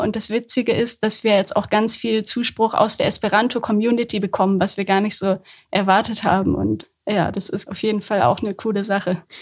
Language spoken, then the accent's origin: German; Höxter, North Rhine-Westphalia, Germany; also born or lived in Hamburg; now in Göttingen, Germany; Ich komme fast aus der Gegend